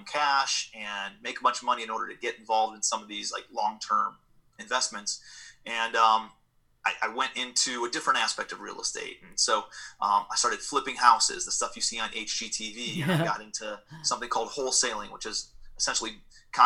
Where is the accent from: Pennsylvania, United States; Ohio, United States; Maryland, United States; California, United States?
Ohio, United States; Cleveland; moved away as an adult; also born or lived in New York City; I'm from Cleveland, Ohio originally, moved out to New York City